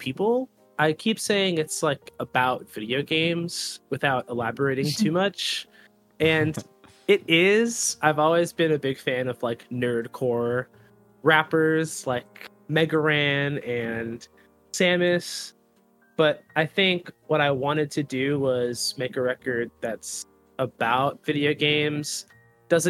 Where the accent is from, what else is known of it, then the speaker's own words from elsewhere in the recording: Plymouth County, South Shore of Massachusetts, United States; I'm from the South Shore of Massachusetts in an area called Plymouth County.